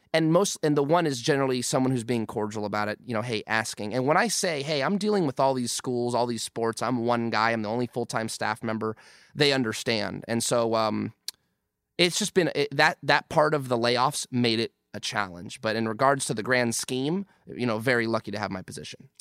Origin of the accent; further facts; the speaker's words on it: San Fernando Valley, California, United States; born and raised in San Fernando Valley